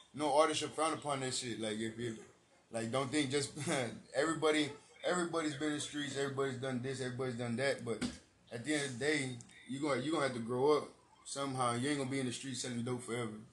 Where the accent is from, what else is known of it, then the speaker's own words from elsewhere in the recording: San Antonio, Texas, United States; I'm from the East Side, bro. I grew up, born and raised in the East Side. I've lived, I lived like many places, bro, in San Antonio, bro, all around.